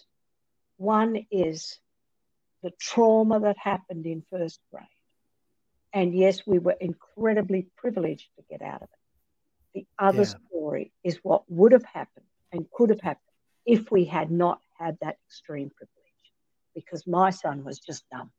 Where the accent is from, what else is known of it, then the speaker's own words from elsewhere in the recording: Australia; moved away as an adult; also born or lived in Lubbock, Texas; I'm Australian